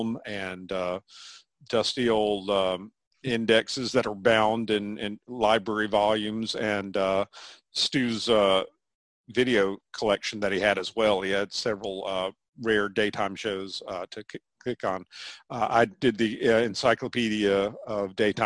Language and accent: English; Chapel Hill, North Carolina, United States; also born or lived in Greensboro, North Carolina; now in Durham, United States; which is about an hour from where I grew up in Chapel Hill, North Carolina.